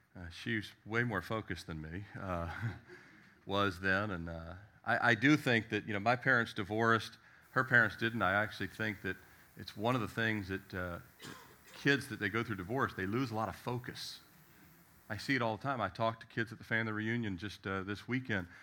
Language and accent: English; Annapolis, Maryland, United States; moved away; also born or lived in Richmond, Virginia / Miami, Florida; I was born in Annapolis, Maryland.